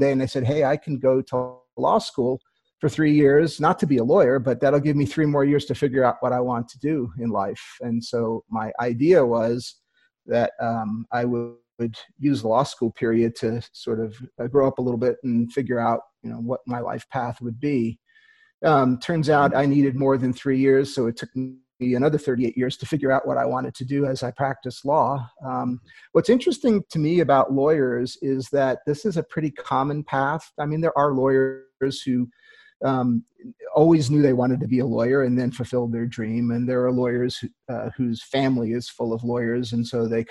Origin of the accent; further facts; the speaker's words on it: Queens, New York, United States; also born or lived in Long Island / New Haven; I grew up in the East Coast. I grew up in Queens, New York, and then Long Island, and then New Haven, Connecticut, and went off to college.